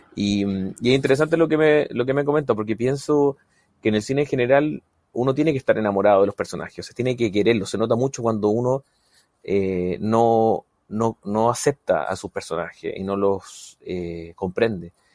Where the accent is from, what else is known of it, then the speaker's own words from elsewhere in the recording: Chile; yo soy así y así somos los chilenos